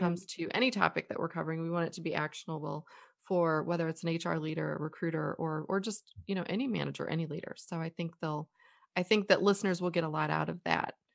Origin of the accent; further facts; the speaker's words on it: United States; we're American.